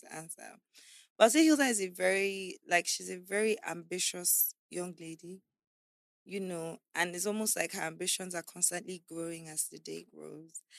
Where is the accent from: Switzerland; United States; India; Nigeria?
Nigeria; Abuja, Federal Capital Territory; also born or lived in Calabar; I was born in Calabar, um, I was there till I was about four or five, until I was about five years old, when they had my kid sister, Princess. Then we moved to Abuja to live with my uncle.